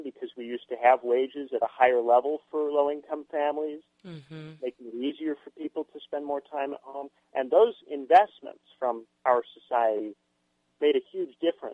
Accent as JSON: {"language": "English", "region": "Indiana", "country": "United States", "moved": "yes", "said": "my home state of Indiana."}